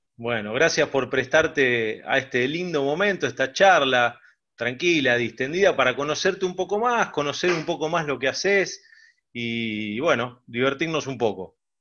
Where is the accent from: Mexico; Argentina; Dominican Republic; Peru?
Argentina; Mar del Plata, Buenos Aires Province; nací en Mar del Plata